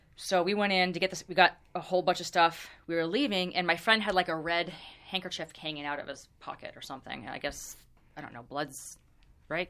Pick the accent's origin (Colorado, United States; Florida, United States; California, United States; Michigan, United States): California, United States; Orange County; I grew up in Orange County, which is super, super conservative